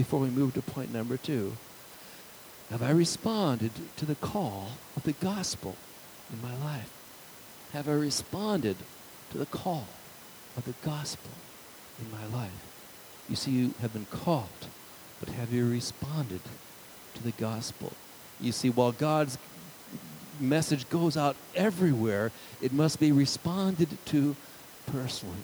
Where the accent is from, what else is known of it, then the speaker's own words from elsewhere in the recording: United States; to have an identity perhaps as an American citizen